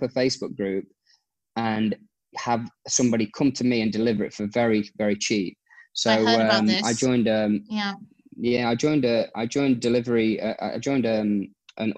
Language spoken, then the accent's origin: English; Nottingham, East Midlands, United Kingdom; moved away as an adult; now in Abu Dhabi, United Arab Emirates; I'm from Nottingham-ish